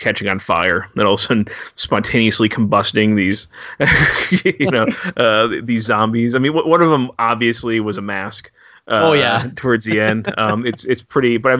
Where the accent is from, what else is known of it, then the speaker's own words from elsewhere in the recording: United States; as an American